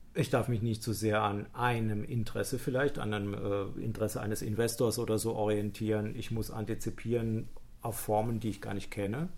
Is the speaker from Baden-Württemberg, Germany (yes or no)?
yes; Heidelberg, Baden-Württemberg, Germany; ich komme ja so aus der Gegend von Heidelberg